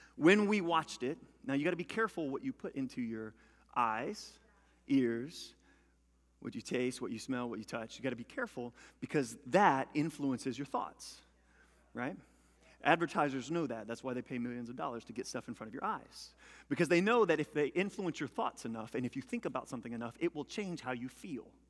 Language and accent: English; Louisiana, United States; I'm a country boy. I'm from Louisiana